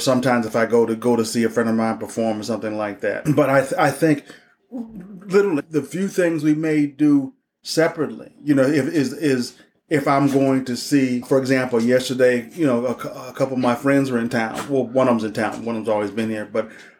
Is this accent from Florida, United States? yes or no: no; Denver, Colorado, United States; Although Pam grew up in Detroit and I grew up in Denver, it's still very, very much a Black middle class, upper middle upbringing.